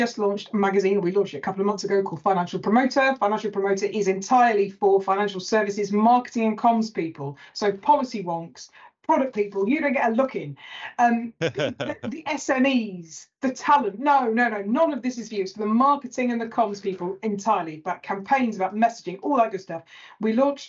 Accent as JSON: {"language": "English", "area": "Lake District", "region": "North West England", "country": "United Kingdom", "said": "I'm from the Lake District. So we're even further north than Manchester."}